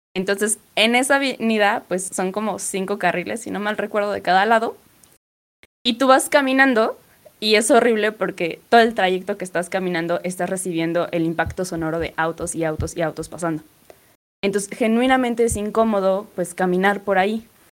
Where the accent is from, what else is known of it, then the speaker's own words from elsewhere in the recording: Puebla, Mexico; yo soy de Puebla